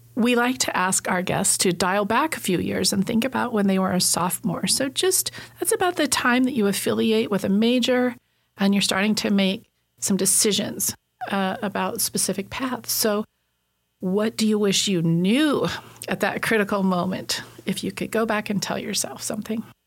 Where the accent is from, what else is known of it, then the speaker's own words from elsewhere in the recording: Southern Idaho, United States; Coming from a farming community growing up, I grew up in Southern Idaho